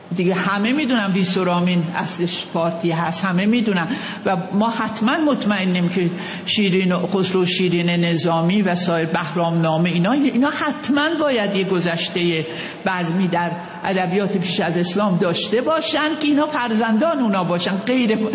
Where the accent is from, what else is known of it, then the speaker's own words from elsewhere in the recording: Khoy, West Azerbaijan, Iran; moved away; also born or lived in Tehran / Kashmar; من در شهر خوی دنیا آمدم خوی یه شهری در شهر آذربایجان